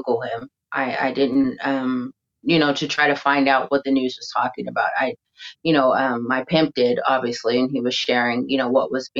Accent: California, United States; now in Spain; I am from California

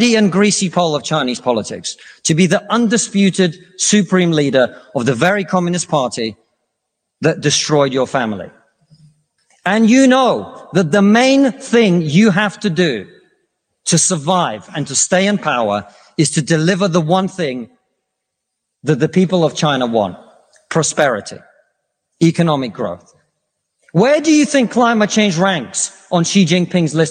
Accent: Russia; now in United Kingdom; I come from Russia, which is not a poor country.

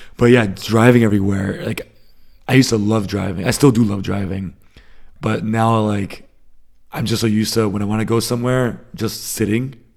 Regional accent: Northeast, United States; moved away as an adult; now in Germany; I grew up in the Northeast, so, uh, A lot of bagels, a lot of seafood

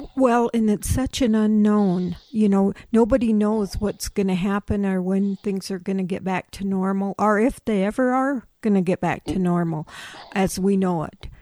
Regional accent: Pine Ridge, South Dakota, United States; I'm from Pine Ridge

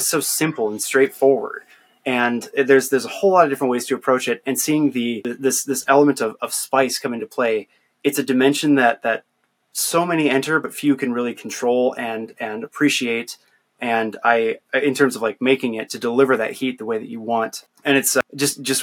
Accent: Northwest Iowa, United States; since I grew up in Iowa, in Northwest Iowa, particularly like on a farm

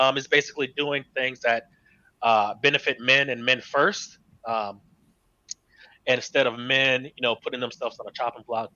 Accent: Florida, United States; I am born and raised in Florida

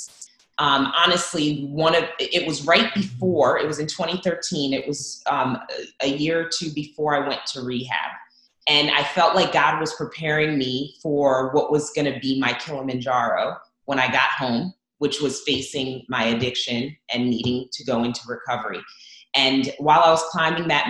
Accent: Zambia; now in United States; I was born in Zambia, actually.

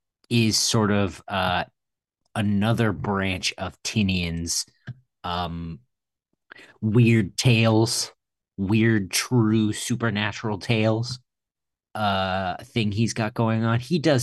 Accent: Roswell, New Mexico, United States; I grew up near Roswell, New Mexico.

